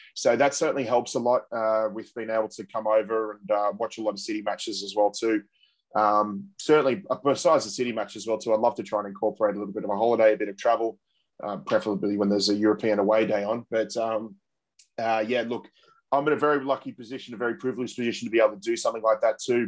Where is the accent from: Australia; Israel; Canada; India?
Australia; as Australian football supporters